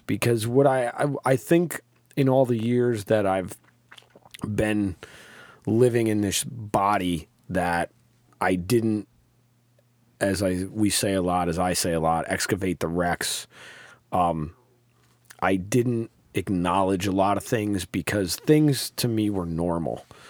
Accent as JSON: {"language": "English", "town": "Troy", "region": "New York", "country": "United States", "tie": "born or raised there", "said": "I grew up in South Troy"}